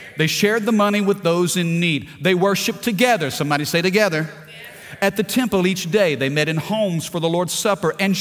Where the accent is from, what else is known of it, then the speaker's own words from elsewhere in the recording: Missouri, United States; moved away as an adult; my upbringing in Missouri